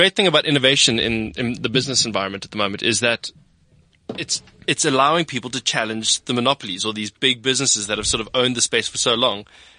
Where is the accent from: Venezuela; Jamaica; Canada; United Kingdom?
United Kingdom; Scotland; now in South Africa; I'm a Scotsman.